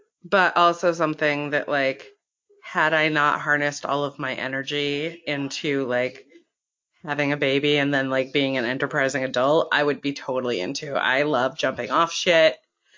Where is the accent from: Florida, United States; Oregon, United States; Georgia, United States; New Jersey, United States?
Florida, United States; moved away; also born or lived in Maine; Florida shaped my adolescence.